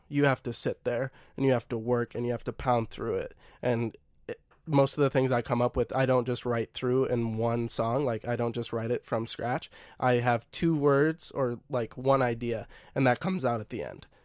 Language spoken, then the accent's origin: English; Minnesota, United States; I'm Minnesotan and Norwegian